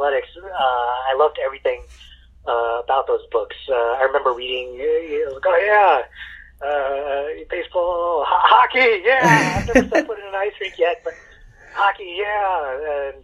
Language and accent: English; East Coast, United States; moved away; also born or lived in San Francisco Bay Area; I grew up in the East Coast, I call it bubble tea